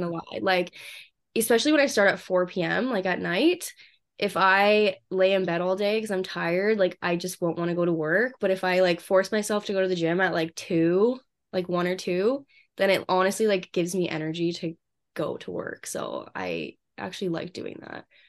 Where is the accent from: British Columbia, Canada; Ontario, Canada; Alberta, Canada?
British Columbia, Canada; Vancouver; moved away as an adult; now in Kelowna, Canada; I'm from Canada. I grew up in Vancouver